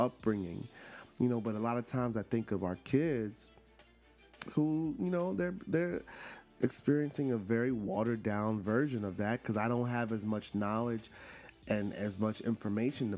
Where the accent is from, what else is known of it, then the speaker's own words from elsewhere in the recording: New York City, New York, United States; also born or lived in Cuba (ancestry) / Washington, D.C.; I'm from Brooklyn.